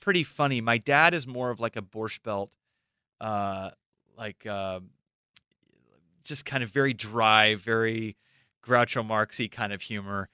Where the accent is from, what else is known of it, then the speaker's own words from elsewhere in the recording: Los Angeles, California, United States; I grew up in Los Angeles